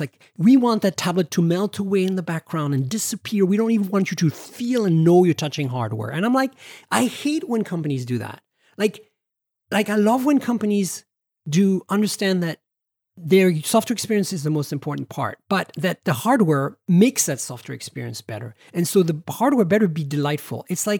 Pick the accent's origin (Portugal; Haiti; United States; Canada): Canada; No, I'm okay with XZ. I'm Canadian. I can do Z.